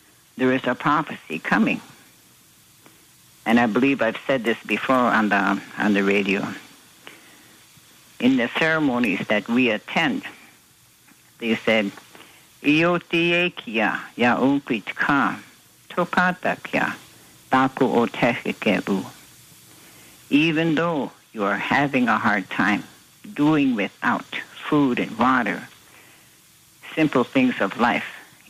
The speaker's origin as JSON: {"language": "English", "country": "United States", "said": "We as Native American Sioux people, we fast"}